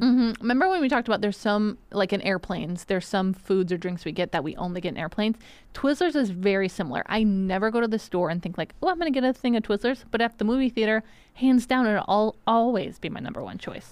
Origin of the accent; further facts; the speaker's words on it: Benton Harbor, Michigan, United States; moved away; my hometown